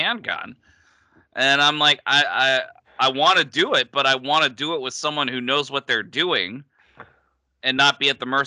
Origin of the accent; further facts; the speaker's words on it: New England, United States; moved away; I grew up in New England